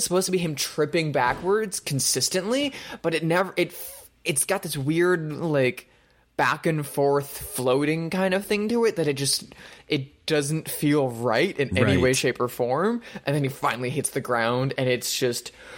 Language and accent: English; Indiana, United States; also born or lived in Chicago; now in Los Angeles, United States; I'm from Indiana